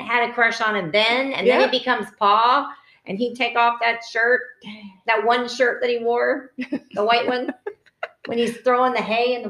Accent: the South, United States; I'm from the South

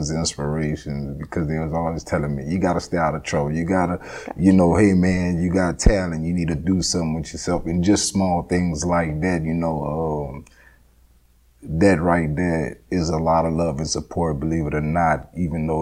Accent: Lafayette, Louisiana, United States; also born or lived in Iowa / Arkansas / Texas / Fort Smith, Arkansas; I grew up in Lafayette, Louisiana

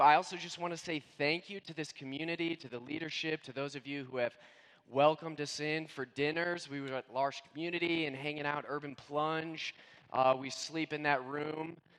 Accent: Indiana, United States; also born or lived in Scranton, Pennsylvania / Florida; now in Vancouver, Canada; I was born and raised in Indiana, then moved to Pennsylvania, Scranton, Pennsylvania, home of the office. Yes, that's my hometown.

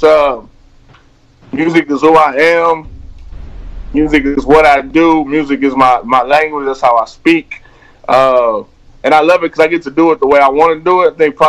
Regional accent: Houston, Texas, United States; I grew up in the trap. I'm from Houston. Down south, I grew up on Bushwick, a different Bushwick, you know what I'm saying

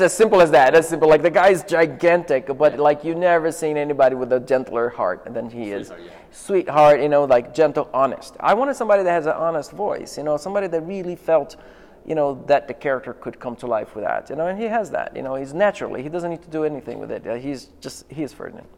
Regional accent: Rio de Janeiro, Brazil; I'm from Rio

